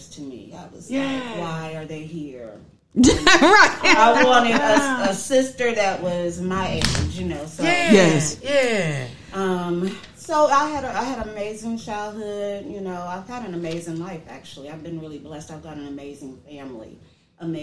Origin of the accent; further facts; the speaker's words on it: Dayton, Ohio, United States; moved away as an adult; also born or lived in Georgia; I am actually born and raised here in Dayton, Ohio.